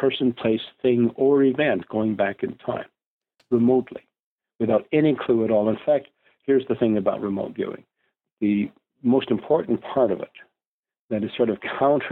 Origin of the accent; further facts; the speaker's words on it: Canada; I'm Canadian